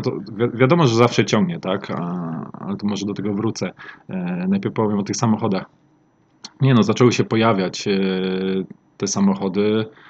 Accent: Olsztyn, Warmian-Masurian Voivodeship, Poland; pochodzę z Olsztyna

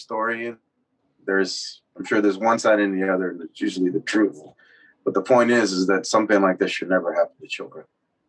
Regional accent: Los Angeles, California, United States; I'm from Northeast LA. I've seen people blow up in front of me too

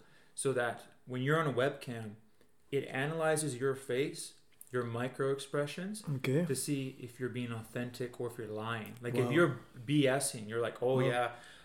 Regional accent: Yellowknife, Northwest Territories, Canada; now in Calgary, Canada; I was born here in Calgary. So I have that kind of connection to Calgary. But I grew up in Yellowknife Northwest Territories

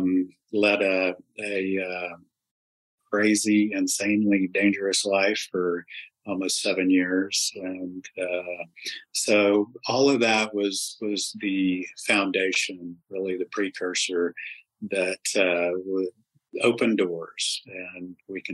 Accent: Wichita, Kansas, United States; now in Dallas, United States; I was born and raised in Wichita, Kansas, and got down here to Texas just as soon as I could

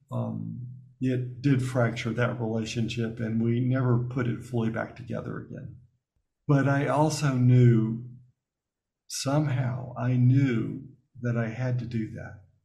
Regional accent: Birmingham, Alabama, United States; moved away; growing up in Alabama before I went to Notre Dame

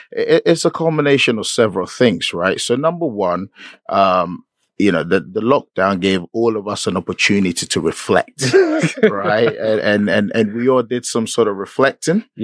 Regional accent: Ghana; myself, I was born and raised in Ghana.

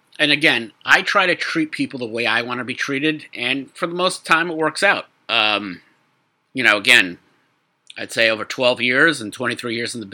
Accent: New York City, New York, United States; I'm a kid from Brooklyn

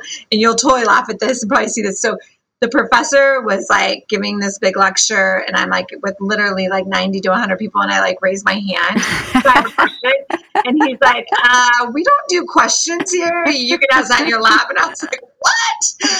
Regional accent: Mossyrock, Washington, United States; also born or lived in Yakima, Washington; I am from Washington State, a really small town called Mossy Rock, Washington.

